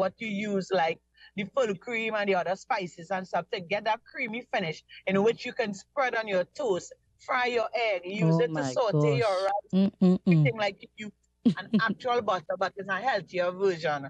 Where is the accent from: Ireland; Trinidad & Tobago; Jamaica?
Trinidad & Tobago; Mayaro, Mayaro–Rio Claro; I grew up in Mayaro, and I'm presently living in Mayaro.